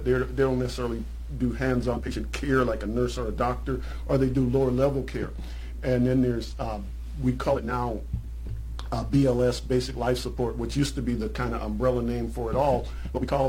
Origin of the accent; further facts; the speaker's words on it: Charleston, South Carolina, United States; in my hometown, there's something called the Charleston Nine